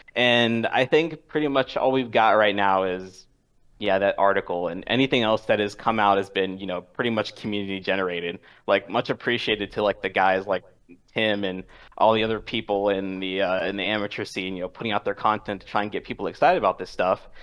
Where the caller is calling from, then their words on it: Washington, District of Columbia, United States; calling from D C